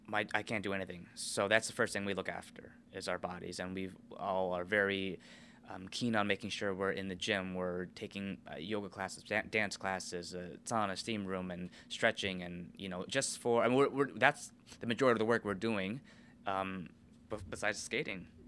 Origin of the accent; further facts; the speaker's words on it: United States; I'm American